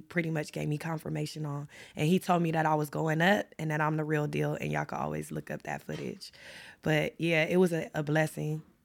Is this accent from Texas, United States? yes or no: no; Los Angeles, California, United States; I grew up in South Central L A, so y'all know I'm a L A native